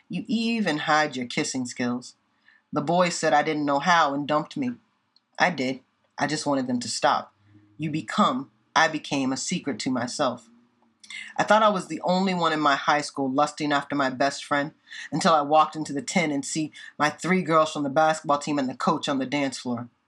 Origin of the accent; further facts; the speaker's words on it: Indiana, United States; now in Boston, United States; I'm from Indiana